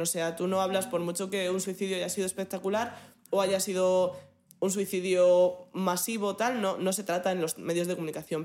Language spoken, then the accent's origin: Spanish; Madrid, Community of Madrid, Spain; De los madrileños que veamos